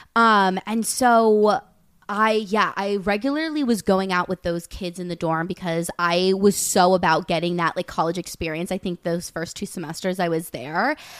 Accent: Westchester, New York, United States; also born or lived in London; I am, um, from Westchester, New York. I grew up in New York. Fun fact, I lived in London for, like, four years of my life when I was younger

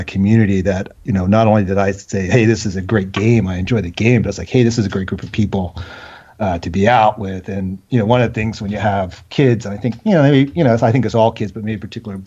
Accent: Philadelphia, Pennsylvania, United States; now in Washington, D.C. area, United States; We're originally from the Philadelphia area, so it's always the Philadelphia sports teams

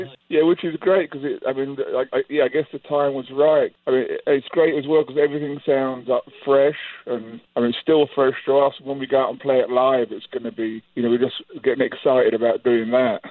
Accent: England, United Kingdom; also born or lived in Manhattan, New York; now in United States; Rich and I grew up in England, in the countryside

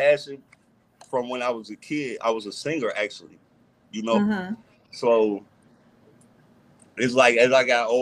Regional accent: Minneapolis, Minnesota, United States; I'm from the North Side, Minneapolis, Minnesota

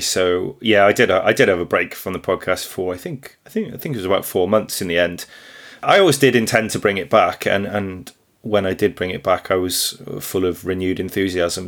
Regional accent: Wrexham, Wales, United Kingdom; I'm a farmer from Northeast Wales near Wrexham.

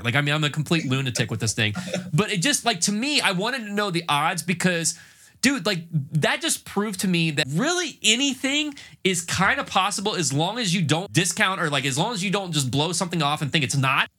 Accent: North Carolina, United States; now in Tampa, United States; I'm originally from North Carolina, went to school at up at, at uh, Appalachian State up in the mountains

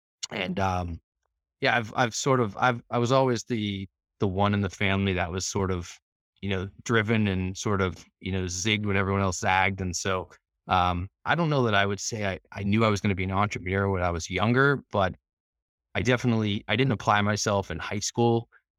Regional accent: Norwood, Massachusetts, United States; I grew up actually not far from Boston in Norwood, in a lower, not quite middle class family

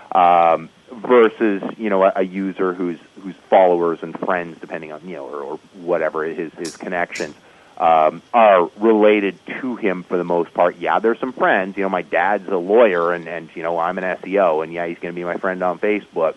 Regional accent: Canada; as a Canadian

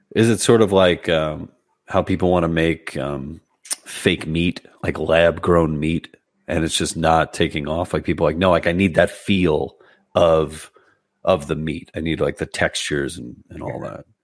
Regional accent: New York City, New York, United States; moved away as an adult; also born or lived in Brooklyn; now in New Jersey, United States; I'm from Queens originally, so I'm a you know I was a lifelong New Yorker until a couple of years ago where I made the move to Jersey

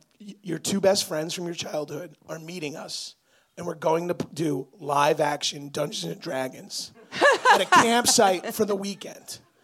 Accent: New York, United States; I'm from New York

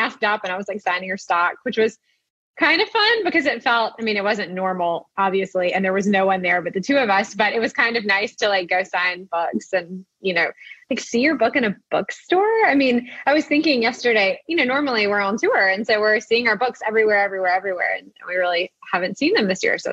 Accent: Beaufort, North Carolina, United States; I live in Beaufort, North Carolina

